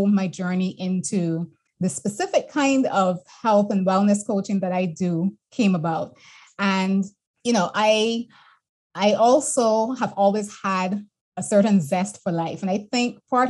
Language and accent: English; Barbados; moved away as an adult; also born or lived in Boston / London / Canada; I'm born and bred in Barbados